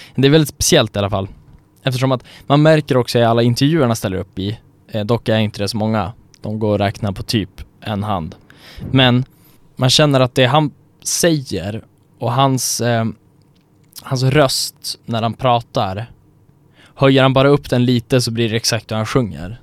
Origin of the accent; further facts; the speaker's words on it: Sweden; vi som svenskar när vi är utomlands